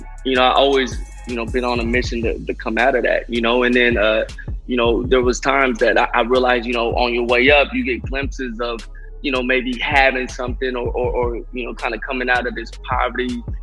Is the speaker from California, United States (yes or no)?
yes; Sacramento, California, United States; I'm originally from Sacramento, California, just like you two. And, yeah, you know, as far as, you know, my backstory, I just, you know, grew up in an Alkali Flat neighborhood of downtown